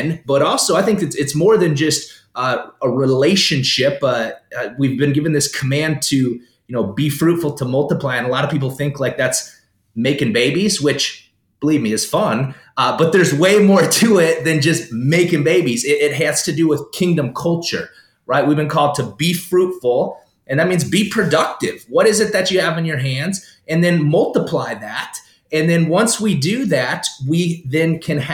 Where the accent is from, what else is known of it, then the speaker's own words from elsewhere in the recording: South Dakota, United States; also born or lived in Florida; now in Minnesota, United States; Born in South Dakota, born and raised in South Dakota.